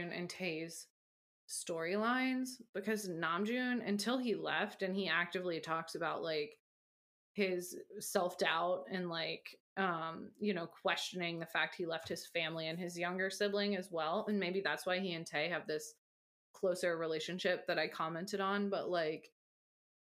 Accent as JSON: {"language": "English", "country": "United States", "said": "I as an American"}